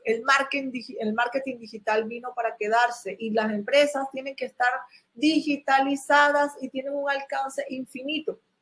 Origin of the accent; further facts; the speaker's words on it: Venezuela; moved away as an adult; now in China; mi país natal, que era Venezuela